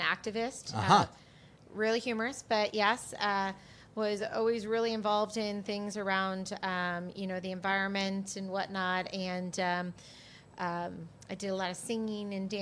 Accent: Aurora, Illinois, United States; growing up outside of Chicago

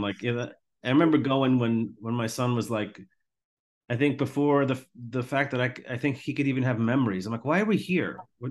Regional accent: Long Island, New York, United States; moved away as an adult; also born or lived in Tampa; I grew up a hockey guy playing roller hockey, deck hockey. I grew up on Long Island. I'm an Islanders guy.

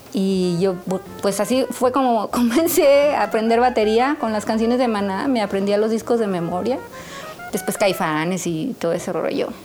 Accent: San Luis Potosí, Mexico; moved away as an adult; also born or lived in New York, United States; yo soy de San Luis Potosí

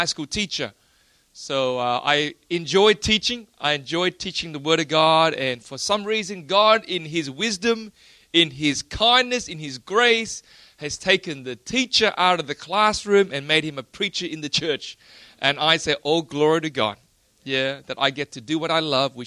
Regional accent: Australia; I'm from Australia

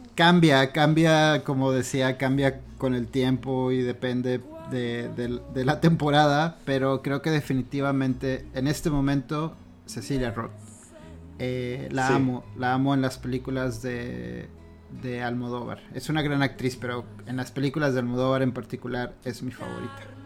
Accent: Mexico; como mexicanos

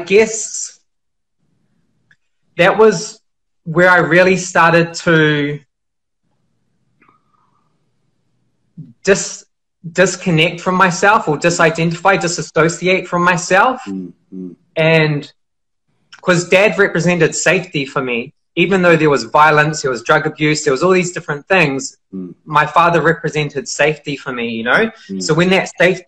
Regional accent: Auckland, New Zealand; I grew up in New Zealand. I grew up in a city called Auckland, in West Auckland

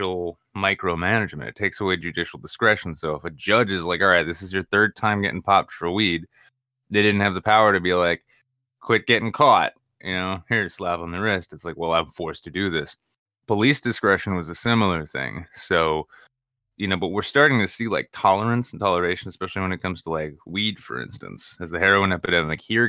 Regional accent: New Hampshire, United States; I'm from New Hampshire

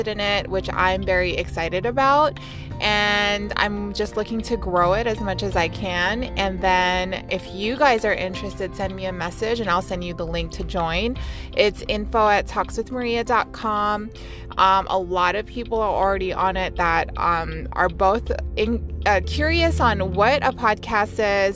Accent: Las Vegas, Nevada, United States; we're from Las Vegas

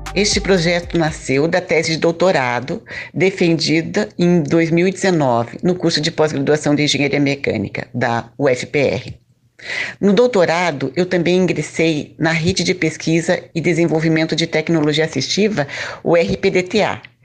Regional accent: Lages, Santa Catarina, Brazil; now in Curitiba, Brazil; Eu nasci em Laje, Santa Catarina e hoje moro em Curitiba

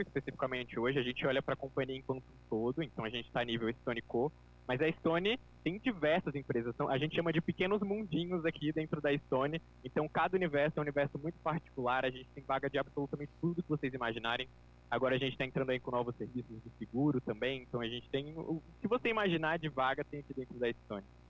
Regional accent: João Pessoa, Paraíba, Brazil; eu sou aqui de João Pessoa, na Paraíba

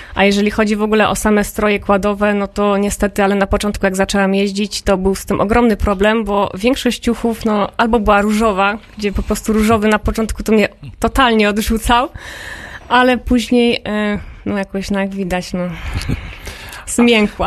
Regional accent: Toruń, Kuyavian-Pomeranian Voivodeship, Poland; moved away; also born or lived in Podhale; I w Toruniu właśnie się urodziłam ja

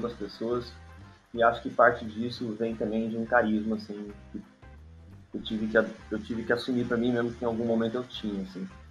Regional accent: interior of São Paulo, Brazil; moved away; eu sou do interior de São Paulo

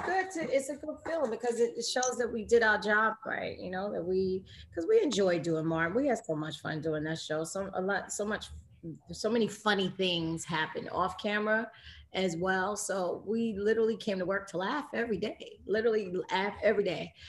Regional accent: New York City, New York, United States; I grew up in New York and was born and raised in Queens

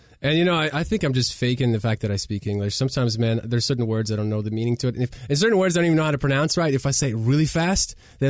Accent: the South, United States; Well, I grew up in the South, so I guess I speak Southern, if that's a language.

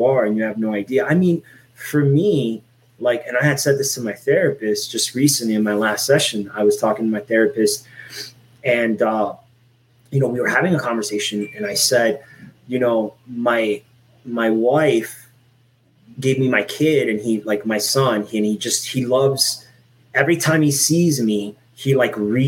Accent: Miami, Florida, United States; also born or lived in Puerto Rico; I grew up in Miami, Florida

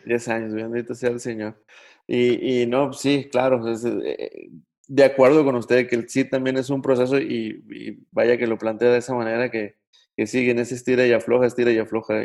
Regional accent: Mexico; uno como mexicano

